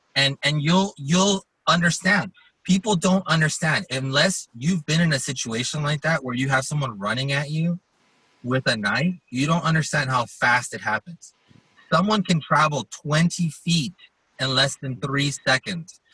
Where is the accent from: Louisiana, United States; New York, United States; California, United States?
California, United States; Los Angeles; moved away as an adult; now in Colorado Springs, United States; I grew up in Los Angeles, so I grew up in that environment